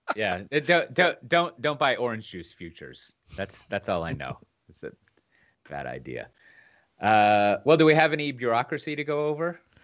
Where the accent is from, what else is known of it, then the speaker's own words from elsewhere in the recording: Texas, United States; being a Texan